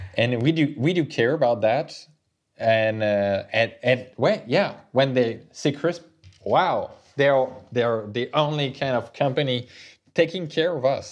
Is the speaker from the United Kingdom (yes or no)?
no; France; we are French people, we come from Europe